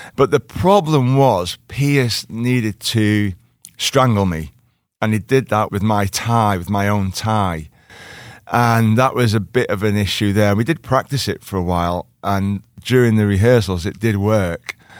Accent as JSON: {"language": "English", "town": "Liverpool", "region": "North West England", "country": "United Kingdom", "said": "I'm from Liverpool"}